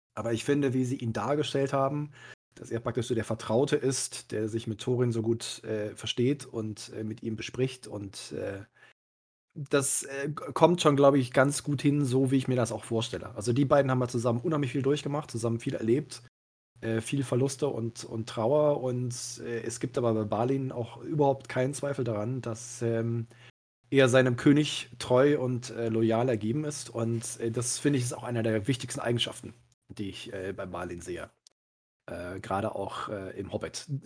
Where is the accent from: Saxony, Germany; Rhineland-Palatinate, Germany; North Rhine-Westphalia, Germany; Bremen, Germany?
North Rhine-Westphalia, Germany; Cologne; mich als gebürtiger Köln